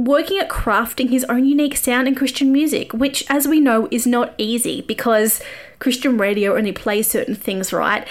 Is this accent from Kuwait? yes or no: no; Australia; moved away as an adult; also born or lived in Nashville; I am an Aussie music journo, normally an expat when COVID's not happening